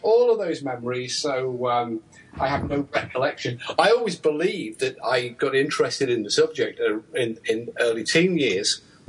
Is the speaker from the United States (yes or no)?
no; United Kingdom; I'm British.